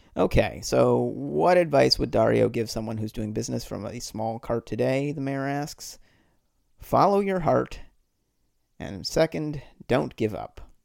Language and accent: English; Boston, Massachusetts, United States; I grew up in the Boston area